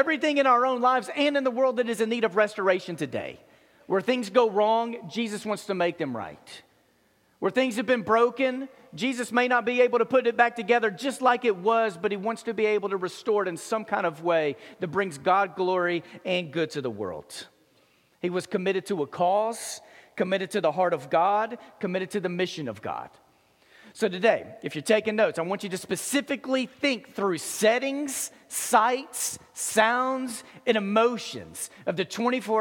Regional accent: Memphis, Tennessee, United States; I was from Memphis

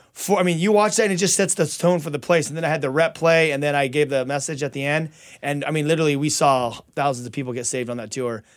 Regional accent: California, United States; I'm from California

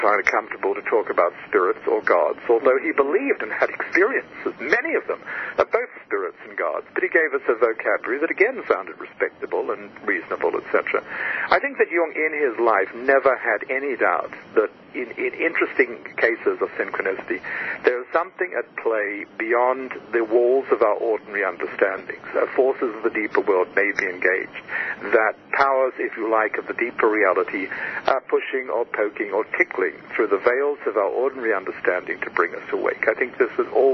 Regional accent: Australia; moved away as an adult; I was born in Australia

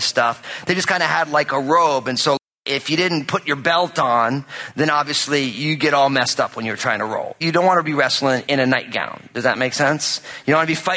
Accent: New Jersey, United States; I'm from New Jersey and I'm Italian

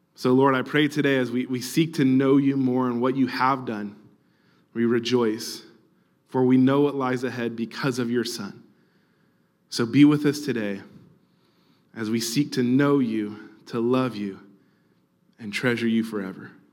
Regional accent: Orange County, California, United States; I grew up in Orange County

